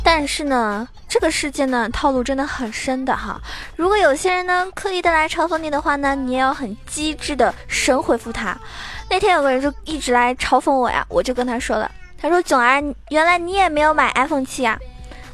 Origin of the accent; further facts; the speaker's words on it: Zhejiang, China; now in Shanghai, China; 我是浙江人，但是呢，我自己是住在上海